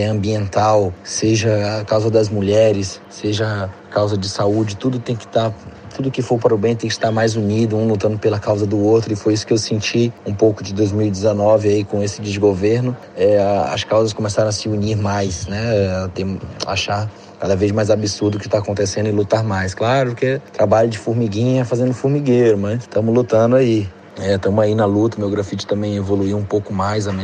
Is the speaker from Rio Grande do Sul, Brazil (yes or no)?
no; Vila do Pitinga, Amazonas, Brazil; now in Manaus, Brazil; é, sou grafiteiro, sou do interior do Amazonas, da Vila do Pitinga, e agora resido em Manaus, a capital do estado do Amazonas.